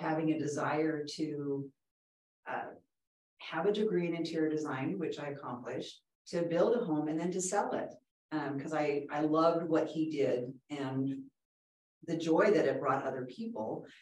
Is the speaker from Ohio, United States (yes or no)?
no; Southern California, United States; I grew up in Southern California, and my father was a real estate broker in Southern California for years